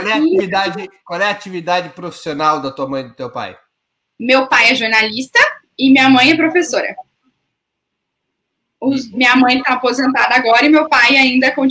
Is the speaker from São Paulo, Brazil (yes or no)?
no; Campo Grande, Mato Grosso do Sul, Brazil; born there; Eu nasci em Campo Grande, Mato Grosso do Sul, na fronteira onde o Brasil foi Paraguai.